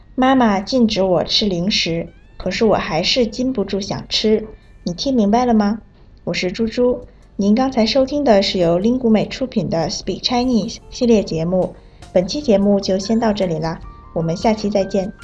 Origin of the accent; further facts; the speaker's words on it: Vietnam; Chinese is a second language; moved away; 我是来自越南的